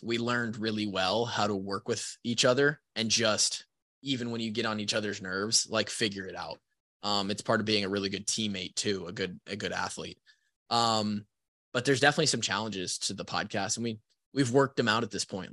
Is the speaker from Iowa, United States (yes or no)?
yes; Marshalltown, Iowa, United States; my hometown house, the house that I grew up in in Marshalltown, Iowa